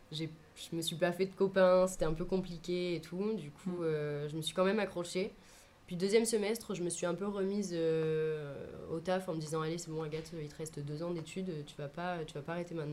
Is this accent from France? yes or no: yes; Avignon, Provence-Alpes-Côte d'Azur, France; also born or lived in Lyon / Sisteron; J'ai beaucoup déménagé quand j'étais jeune. je suis née à Lyon, j'ai déménagé à Avignon, ensuite à Sisteron et ensuite re à Avignon.